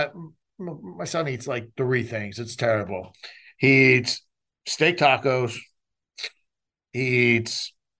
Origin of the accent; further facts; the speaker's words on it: New York, United States; now in Houston, United States; I'm a Jew from New York